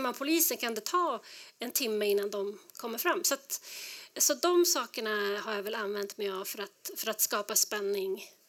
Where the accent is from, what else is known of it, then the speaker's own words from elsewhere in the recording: Skellefteå, Västerbotten County, Sweden; moved away as an adult; now in Denver, United States; jag är född och uppvuxen i, i Nordsverige